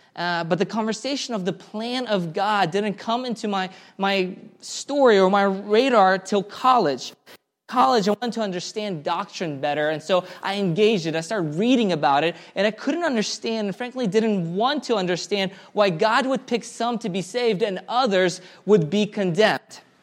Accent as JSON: {"language": "English", "town": "Karachayevsk", "region": "Karachay-Cherkessia", "country": "Russia", "tie": "born or raised there", "moved": "yes", "said": "I was born in Karachaevsk, Russia."}